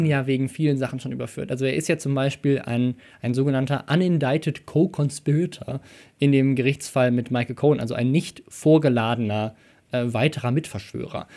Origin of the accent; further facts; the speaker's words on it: Germany; Deutscher zu sein.